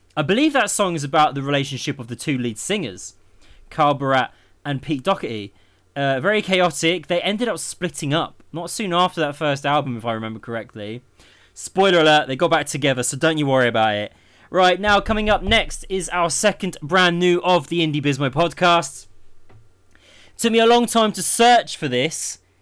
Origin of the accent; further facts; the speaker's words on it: Milton Keynes, South East England, United Kingdom; Milton Keynes, my hometown